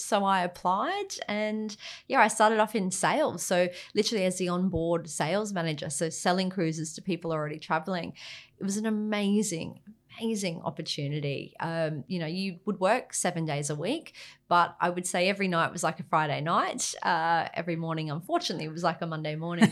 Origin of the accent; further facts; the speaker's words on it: Gold Coast, Queensland, Australia; moved away; I grew up on the Gold Coast